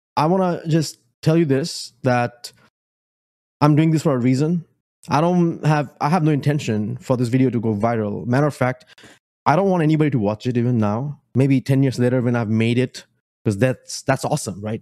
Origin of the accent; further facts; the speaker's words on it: Bangladesh; moved away as an adult; also born or lived in Richmond, Virginia; now in Spotsylvania, United States; I come from Bangladesh, moved into the United States in 2008.